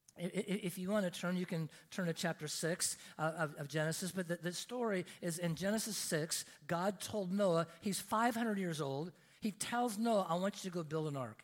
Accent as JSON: {"language": "English", "region": "Oregon", "country": "United States", "tie": "born or raised there", "said": "I grew up in Oregon, and in, in, Oregon, we have, we have mountains in Oregon."}